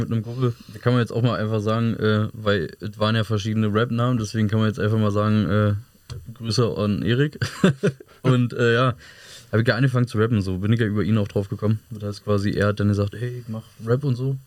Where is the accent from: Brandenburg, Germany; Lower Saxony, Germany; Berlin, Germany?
Berlin, Germany; Hohenschönhausen; bei der alten Feuerwache bei uns in Hohenschönhausen